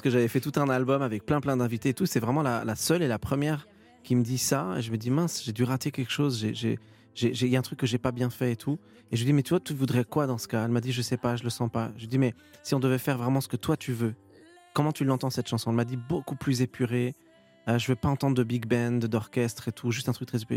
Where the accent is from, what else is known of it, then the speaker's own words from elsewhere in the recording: Étampes, Île-de-France, France; j'ai grandi, heu, à Étampes et je suis resté dans le coin